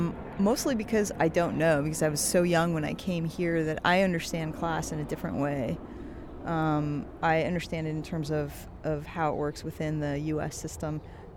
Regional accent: Tehran, Tehran Province, Iran; born there; I was born in Tehran, Iran, which is a beautiful city, country

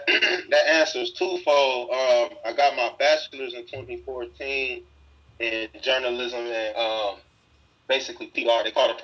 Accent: Cleveland, Ohio, United States; moved away as an adult; now in Los Angeles, United States; Cleveland born and raised. I grew up in the Huff neighborhood my whole life, pretty much. I moved over there when I was 4. I didn't leave until I moved to L.A., so I'm definitely Cleveland through and through.

